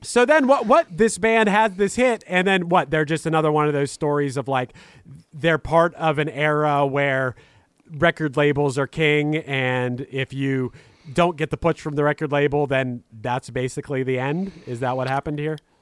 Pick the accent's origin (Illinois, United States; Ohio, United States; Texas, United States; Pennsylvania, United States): Pennsylvania, United States; Pittsburgh; I'm from Pittsburgh, Pennsylvania, and as far as, like, the local rock music scene when I was growing up